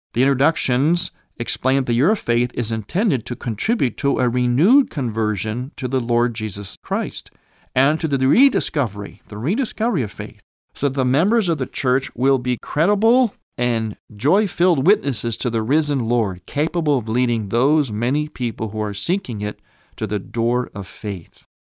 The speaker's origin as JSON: {"language": "English", "town": "Cleveland", "region": "Ohio", "country": "United States", "tie": "born or raised there", "moved": "yes", "lives_now": "Chicago, United States", "said": "my hometown area of Cleveland, Ohio, though I now have been a resident of Chicago area for a number of years now"}